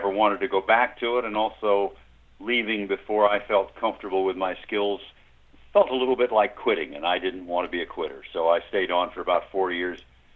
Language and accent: English; Oklahoma City, Oklahoma, United States; moved away as an adult; also born or lived in New York; I grew up in Oklahoma City, deep in the Midwest or South Midwest